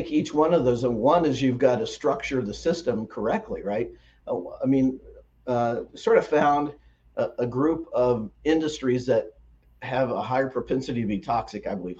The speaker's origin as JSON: {"language": "English", "region": "Midwest", "country": "United States", "said": "It's in my part of the country, I'm from the Midwest, and we have black walnut trees"}